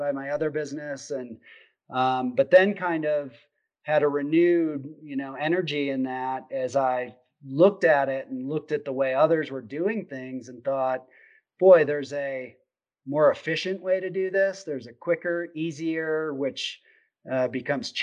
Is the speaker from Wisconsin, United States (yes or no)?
yes; Wisconsin, United States; I grew up in Wisconsin, and grew up hunting Southwest Wisconsin, Richland County, where my dad grew up